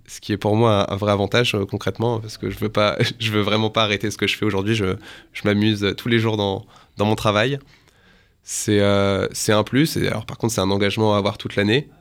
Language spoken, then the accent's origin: French; northern France, France; moved away as an adult; now in Paris, France; je suis originaire du nord de la France